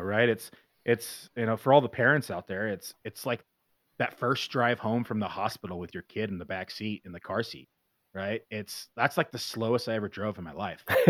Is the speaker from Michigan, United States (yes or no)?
no; Northern California, United States; now in Bend, United States; I grew up in Northern California